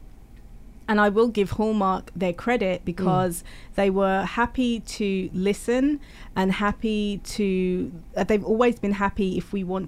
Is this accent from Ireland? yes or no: no; United Kingdom; I'm British